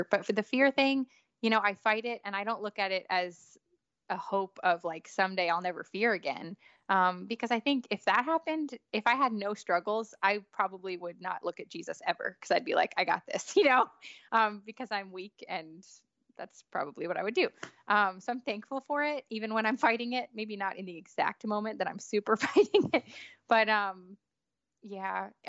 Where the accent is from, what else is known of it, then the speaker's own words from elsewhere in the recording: New York, United States; now in Nashville, United States; so you know I grew up in New York